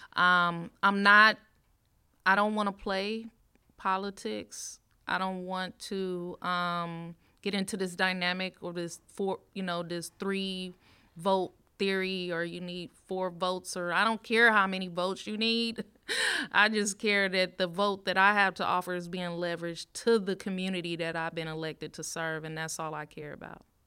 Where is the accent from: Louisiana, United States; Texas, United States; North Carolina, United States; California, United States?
California, United States; Richmond; also born or lived in Bay Point, California / Pittsburg, California; now in Antioch, United States; I, I grew up in Richmond, Richmond, California